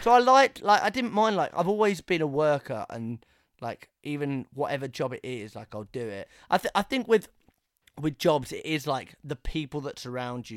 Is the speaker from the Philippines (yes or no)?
no; England, United Kingdom; growing up in England